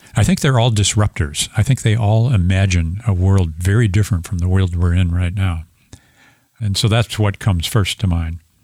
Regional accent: St. Louis, Missouri, United States; I'm an engineer from Saint Louis, Missouri.

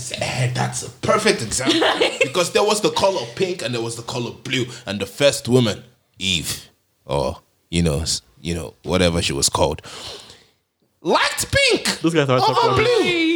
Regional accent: Bronx, New York, United States; I grew up in the Bronx.

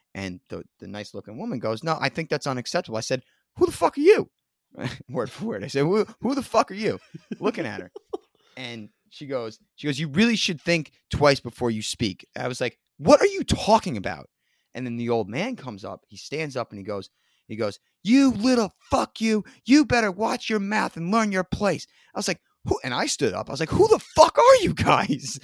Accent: New Jersey, United States; accent: Jersey; I'm not from New York, I'm from North Jersey. It's a Jersey accent, it's not New York

